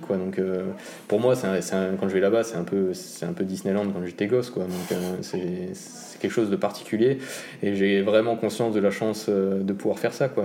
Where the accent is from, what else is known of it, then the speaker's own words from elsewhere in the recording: Grand Est, France; en tant que bon Alsacien